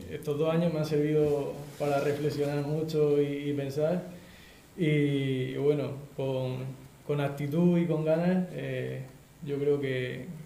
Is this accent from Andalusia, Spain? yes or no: no; Roldán, Region of Murcia, Spain; es mi tierra, aquí en mi pueblo.